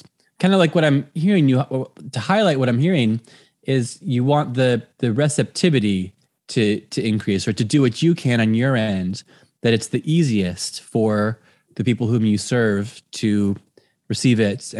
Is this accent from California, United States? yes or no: yes; Southern California, United States; also born or lived in South of Ireland; now in Ireland; Yeah, I'm originally from Southern California